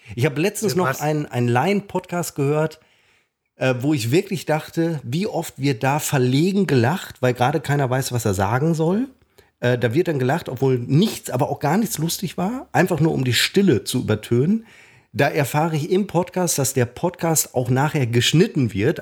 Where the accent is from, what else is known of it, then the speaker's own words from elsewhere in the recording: Münster, North Rhine-Westphalia, Germany; Da joggte ich durch meinen Heimatort Hiltrup und kam an meiner alten Schule vorbei.